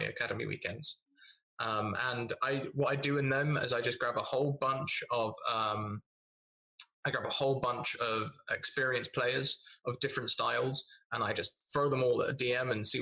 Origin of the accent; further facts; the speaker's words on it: United Kingdom; I am British